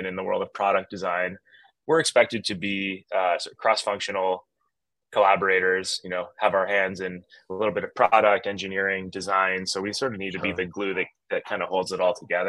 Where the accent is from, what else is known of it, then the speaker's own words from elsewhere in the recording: Canada; moved away; I grew up in Canada, went to a tiny community college that was basically a mining school with an art wing